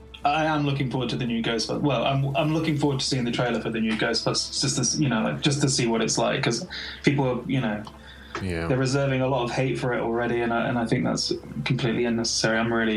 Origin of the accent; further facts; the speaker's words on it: England, United Kingdom; someone from England that, you know, watching a movie like that already, a lot of that humor's lost on me because, you know, I'm not from the States.